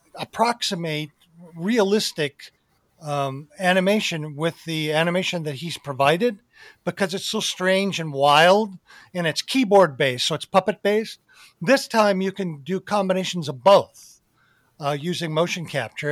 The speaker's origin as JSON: {"language": "English", "region": "Arizona", "country": "United States", "tie": "born or raised there", "said": "growing up in Arizona"}